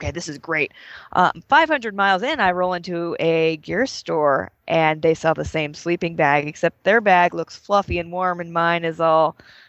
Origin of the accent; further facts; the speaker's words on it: the West, United States; growing up in the West, the air is so dry here